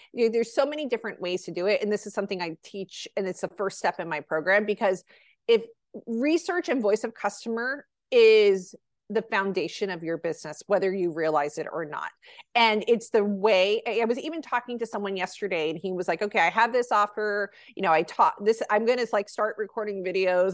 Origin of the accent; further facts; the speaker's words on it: New Jersey, United States; now in California, United States; New Jersey, which is my home state